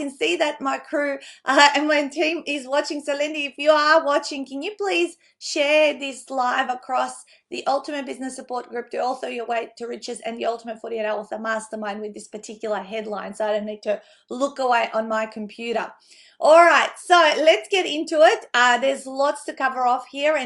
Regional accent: North Macedonia; now in Australia; I grew up in Macedonia, and that's the Easter we celebrated before, obviously, the one over here in Australia

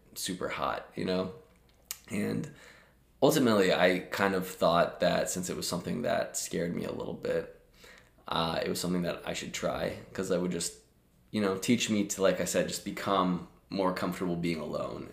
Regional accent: Omaha, Nebraska, United States; moved away as an adult; also born or lived in Lincoln, Nebraska; now in Chicago, United States; born and raised in Omaha, Nebraska

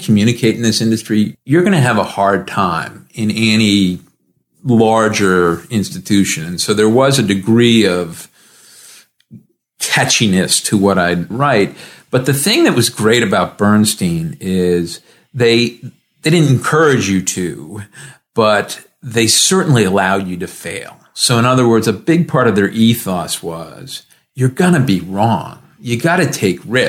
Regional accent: Rhode Island, United States; moved away; I grew up in Rhode Island, a small town kid

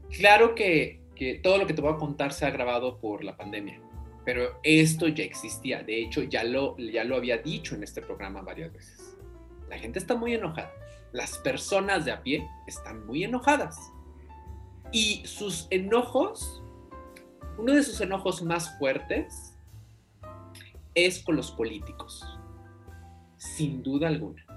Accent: Mexico; entendernos como mexicanos

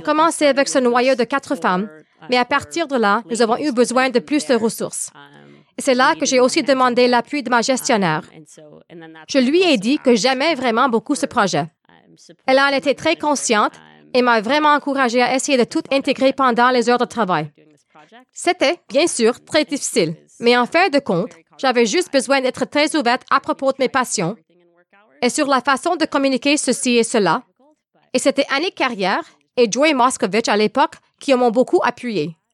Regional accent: Winnipeg, Manitoba, Canada; moved away as an adult; now in Ottawa, Canada; Je suis donc originaire de Winnipeg.

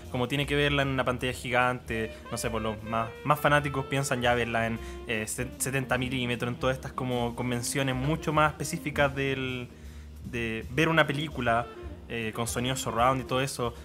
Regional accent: Chillán, Ñuble, Chile; yo soy de Chillán

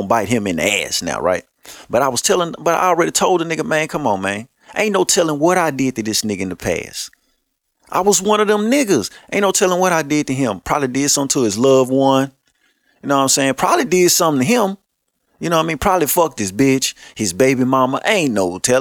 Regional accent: Shreveport, Louisiana, United States; I'm from Shreveport, Louisiana

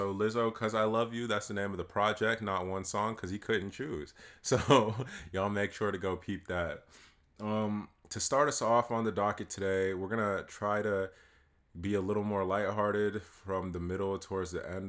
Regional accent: East Coast, United States; I'm from the East Coast

